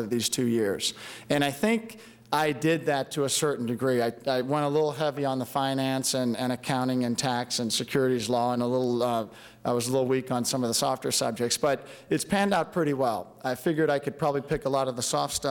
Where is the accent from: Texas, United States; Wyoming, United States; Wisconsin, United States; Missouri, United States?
Missouri, United States; St. Louis; moved away as an adult; also born or lived in Durham, North Carolina; I grew up in St. Louis, very historic, old city.